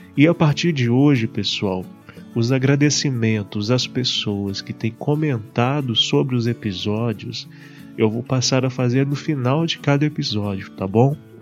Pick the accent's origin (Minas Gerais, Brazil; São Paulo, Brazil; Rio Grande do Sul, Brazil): Minas Gerais, Brazil; Barbacena; na cidade onde eu estou e onde eu cresci, Barbacena